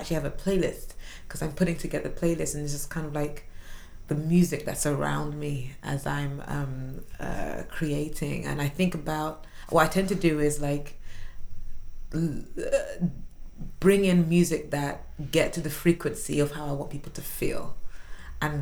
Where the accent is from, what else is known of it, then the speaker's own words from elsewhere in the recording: London, United Kingdom; also born or lived in Washington, D.C.; I grew up in South London, went to school in South London. I still live in South London